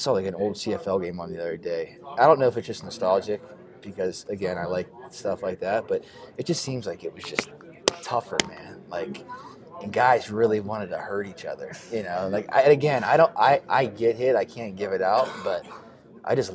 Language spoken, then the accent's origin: English; Pittsburgh, Pennsylvania, United States; I just love my hometown